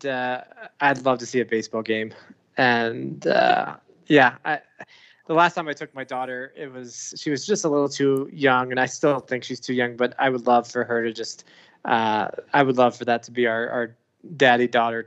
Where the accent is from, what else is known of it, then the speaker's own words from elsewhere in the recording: Canton, Ohio, United States; I lived. That's where I grew up, is my hometown